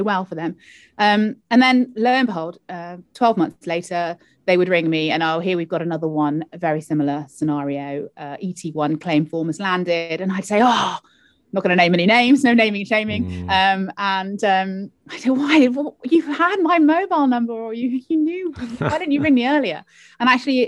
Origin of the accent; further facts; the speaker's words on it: London, United Kingdom; moved away as an adult; also born or lived in Cardiff, Wales; now in Wales, United Kingdom; I am a Londoner originally, and I came to Cardiff to go to university to study law